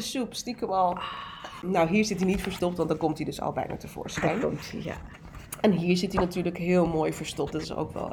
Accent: Almere, Flevoland, Netherlands; also born or lived in North Brabant / Amsterdam Zuidoost; Ik ben in Brabant geboren en toen is mijn moeder met mijn vader verhuisd naar Amsterdam Zuidoost. Eh, en vervolgens zijn we naar Almere verhuisd

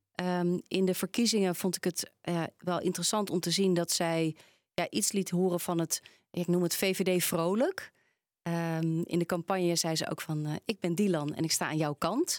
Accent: Randstad, Netherlands; Ze horen waarschijnlijk ook dat ik ben opgegroeid in de Randstad.

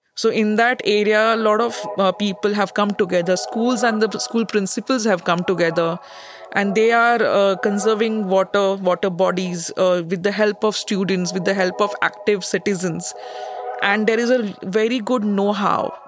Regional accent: India; moved away as an adult; now in Netherlands; a researcher from India.

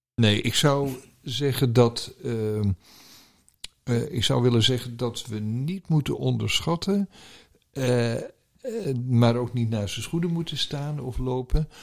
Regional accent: Netherlands; als Nederlanders

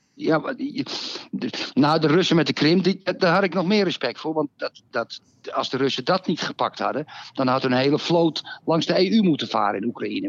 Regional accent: Netherlands; als Nederlander

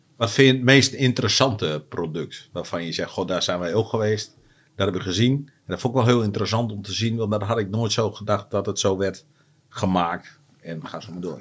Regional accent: Netherlands; wij als Nederlander

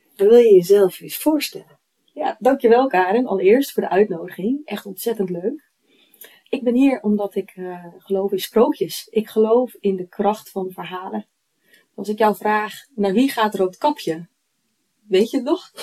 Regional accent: Eemnes, Utrecht, Netherlands; ik kom uit Eemnes, in de polder

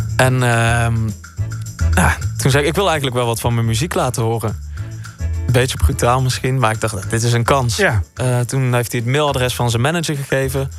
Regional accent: Breda, North Brabant, Netherlands; also born or lived in Tilburg; Ik kom uit Breda, maar destijds woonde ik in Tilburg

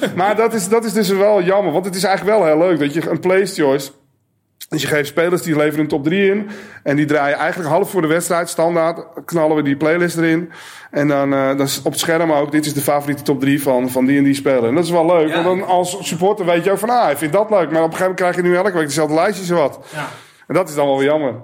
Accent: Alkmaar, North Holland, Netherlands; Ik ben in Alkmaar geboren

